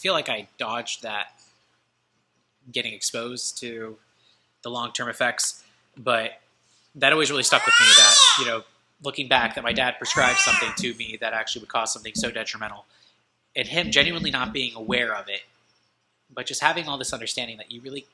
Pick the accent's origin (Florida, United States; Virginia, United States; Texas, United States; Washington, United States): Florida, United States; DeLand; I'm actually from DeLand myself, and I went to high school in DeLand, Florida.